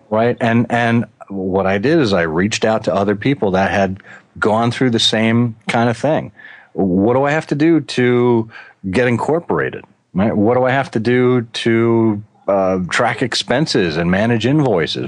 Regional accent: Connecticut, United States; moved away as an adult; also born or lived in Boston; now in Michigan, United States; I grew up in Connecticut, and then I went to school in Boston, and I stayed on in Boston for 20 years until Ford recruited me out to Michigan

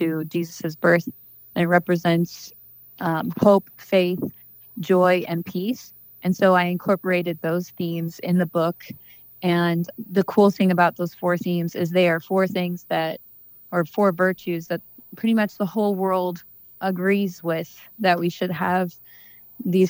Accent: Washington, Missouri, United States; I grew up in Washington, Missouri, and I live there now and with my kids

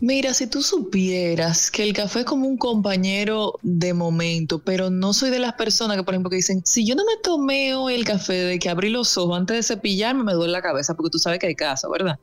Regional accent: Salcedo, Hermanas Mirabal, Dominican Republic; yo soy de Salcedo

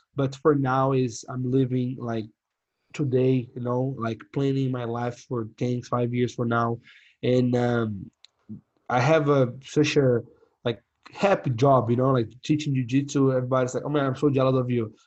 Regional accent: Brazil; English is a second language; moved away as an adult; now in San Angelo, United States; we come from Brazil, third country, and like you know have a crazy past

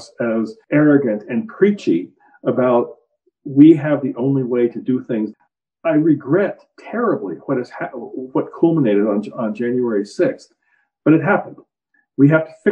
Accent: United States; as an American citizen

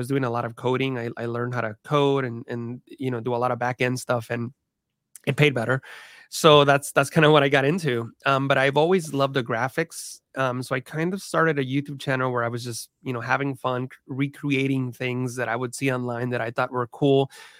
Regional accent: California, United States; all my family still live in the same area where we grew up in the San Francisco Bay Area.

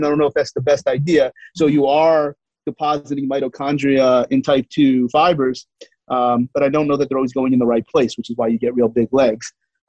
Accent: Canada; accent: Canadian; And my Canadian accent, which I'm sure is normal to you guys.

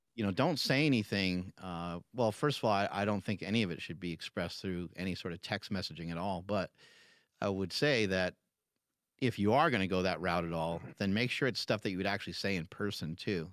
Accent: New York, United States; moved away; I'm from New York originally

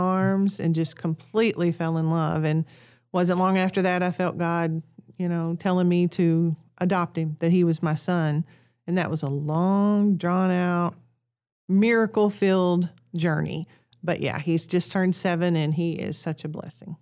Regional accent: Kennett, Missouri, United States; moved away as an adult; also born or lived in Piggott, Arkansas; now in Honduras; I'm originally from Kennett, Missouri

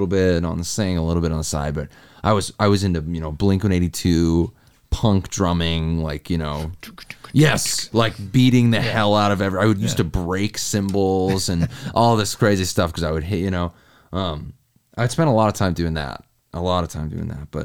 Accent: Portsmouth, New Hampshire, United States; now in Nashville, United States; I grew up in New Hampshire, Portsmouth, New Hampshire.

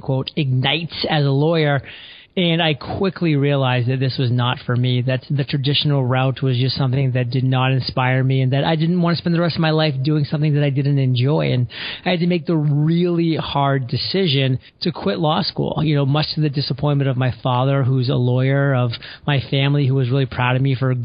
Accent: southern Maine, United States; I grew up in the state of Maine, on the southern side of Maine, so pretty close to the New Hampshire and Massachusetts border

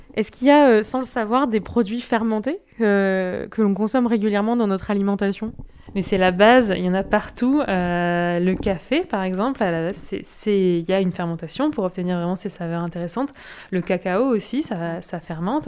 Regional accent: Nord-Pas-de-Calais, Hauts-de-France, France; moved away as an adult; now in Bordeaux, France; je viens du Nord-Pas-de-Calais

